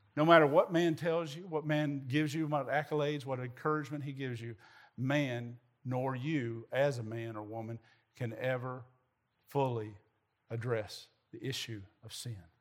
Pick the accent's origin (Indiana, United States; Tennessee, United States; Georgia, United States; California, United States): Tennessee, United States; Southern Middle; moved away; I grew up in Southern Middle Tennessee